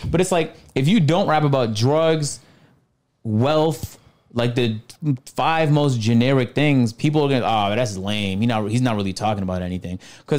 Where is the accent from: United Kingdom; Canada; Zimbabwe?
Canada; I'm from Canada